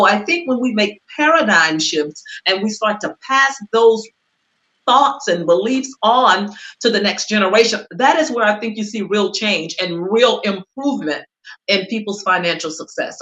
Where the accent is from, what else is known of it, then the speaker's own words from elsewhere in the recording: Cleveland, Mississippi, United States; now in Los Angeles, United States; I was born and raised in Mississippi to sharecroppers and to cooks